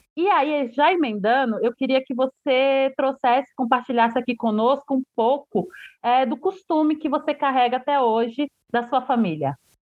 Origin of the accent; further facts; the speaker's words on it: Santo Estêvão, Bahia, Brazil; Eu sou de Santo Estevo